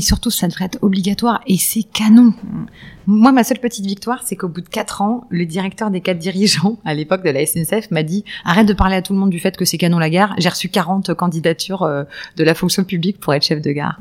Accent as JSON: {"language": "French", "area": "lycée at Enghien-les-Bains", "region": "Île-de-France", "country": "France", "tie": "born or raised there", "said": "J'ai grandi en banlieue nord euh, euh, avec un papa ingénieur"}